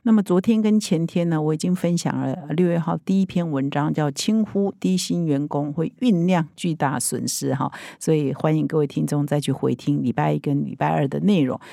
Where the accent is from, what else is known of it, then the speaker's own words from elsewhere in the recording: Taiwan; 我们台湾人很熟悉的啊，